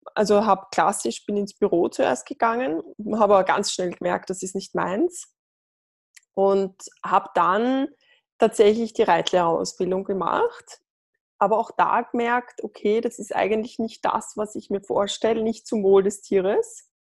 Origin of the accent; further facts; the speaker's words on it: Lower Austria, Austria; ich bin äh, aus Österreich, aus Niederösterreich